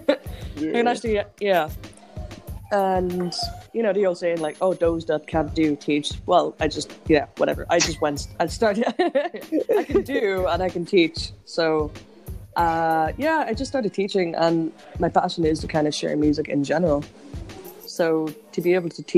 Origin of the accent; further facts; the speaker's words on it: Enniskillen, Northern Ireland, United Kingdom; My first gig was in my hometown, and it was in Enniskillen